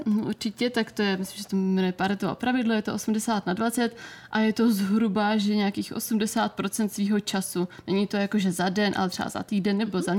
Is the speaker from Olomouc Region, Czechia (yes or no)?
no; Brno, South Moravian Region, Czechia; u nás v Brně jsem si dělala o Fitness institutu kurz výživního poradce